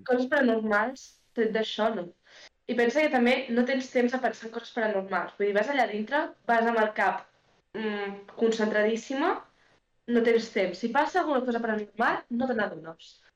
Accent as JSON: {"language": "Catalan", "area": "Alt Empordà", "region": "Catalonia", "country": "Spain", "said": "Soc de l'Empordà soc de l'Alt Empordà"}